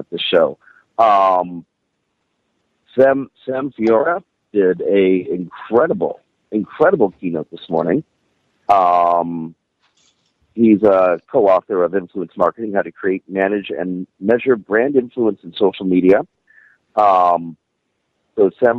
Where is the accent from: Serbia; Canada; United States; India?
Canada; Toronto, Ontario; I'm a local host. I'm from Toronto